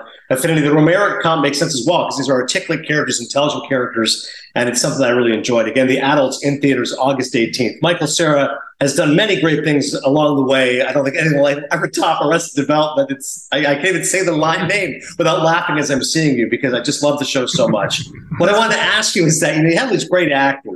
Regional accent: Kingston, Ontario, Canada; moved away; also born or lived in Toronto; I was born in Toronto, but I grew up in Kingston

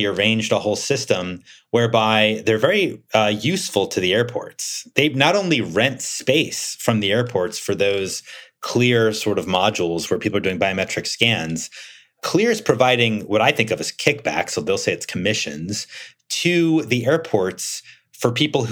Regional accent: United States

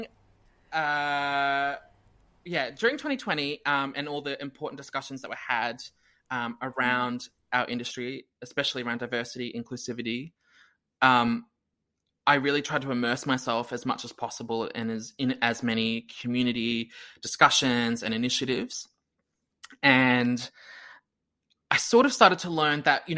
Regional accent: Brisbane, Queensland, Australia; Brisbane again, which is like my hometown.

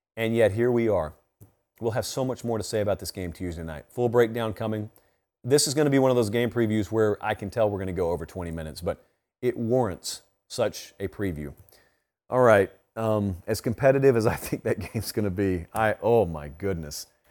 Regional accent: Georgia, United States; I grew up in Georgia

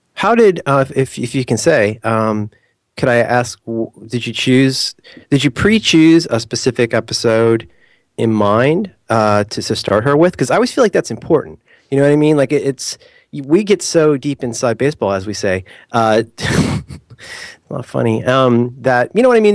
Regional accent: United States; I'm such a terrible, like, normal American

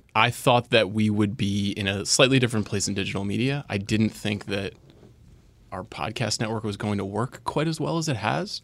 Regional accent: Long Island, New York, United States; I'm from Long Island

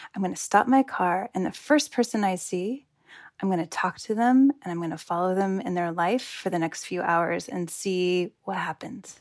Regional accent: United States; I am from the United States.

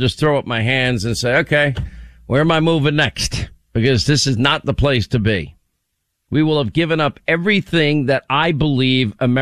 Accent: Franklin Square, New York, United States; moved away; also born or lived in Warren, Rhode Island; I grew up in a town, Franklin Square, Long Island

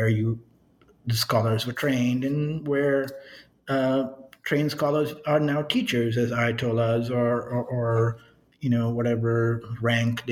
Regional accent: New York, United States; moved away; also born or lived in Miami; I grew up in New York

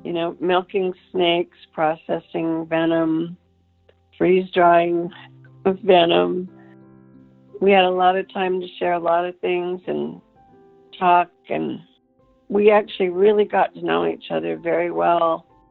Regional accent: Idaho Falls, Idaho, United States; I was born and raised in Idaho Falls

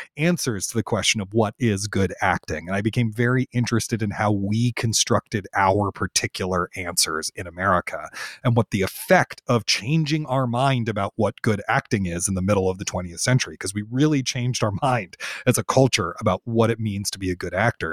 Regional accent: Washington, District of Columbia, United States; I grew up in Washington, D C, which is a great theater town

